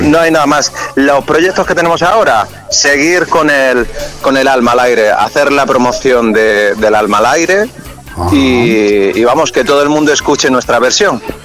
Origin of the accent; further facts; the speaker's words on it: Almería, Andalusia, Spain; moved away; yo estoy en Almería, ¿no? Estoy en mi tierra.